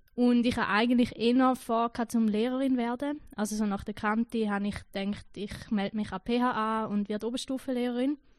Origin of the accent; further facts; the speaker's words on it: Gächlingen, Schaffhausen, Switzerland; moved away as an adult; also born or lived in Zürich; now in Unterentfelden, Switzerland; Ich komme aus der Ostschweiz, das gehört man vielleicht, aus dem schönen Kanton Schaffhausen, aus dem Ort Gächlingen, ein kleines Dörfli mit 800 Einwohnern. Dort bin ich aufgewachsen.